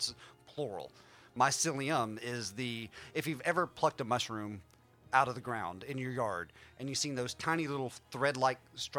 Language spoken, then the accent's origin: English; West Virginia, United States; I was born and raised in West Virginia, so I'm a hillbilly by birth and raising, and I've become a hippie by personal choice and growth over the past 40 years of my life